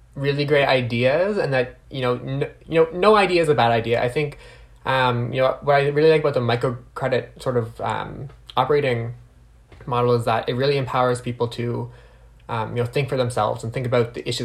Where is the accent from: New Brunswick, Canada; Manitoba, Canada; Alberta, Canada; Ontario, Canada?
New Brunswick, Canada; now in Ottawa, Canada; I'm originally from New Brunswick, so I do like to shout out to my East Coast family